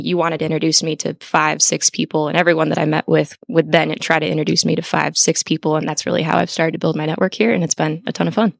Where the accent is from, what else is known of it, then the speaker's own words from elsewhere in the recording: Lisle, Illinois, United States; I was born and raised outside Chicago